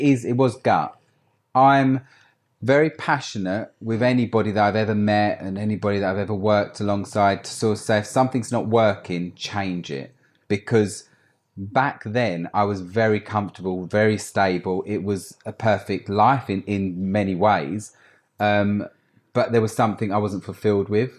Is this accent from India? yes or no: no; Essex, East of England, United Kingdom; moved away as an adult; now in London, United Kingdom; I grew up in Essex, had a great life